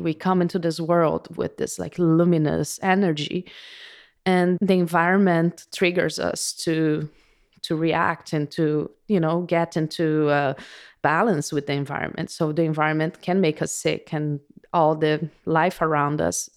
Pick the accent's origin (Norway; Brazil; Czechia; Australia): Brazil; moved away; I was born in Brazil